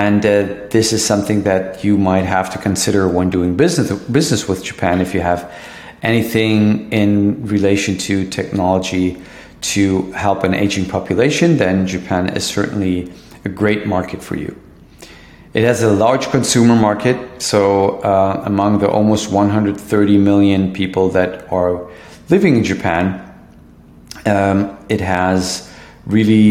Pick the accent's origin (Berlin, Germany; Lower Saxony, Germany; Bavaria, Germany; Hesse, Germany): Lower Saxony, Germany; Hanover; my hometown, Hanover, in Germany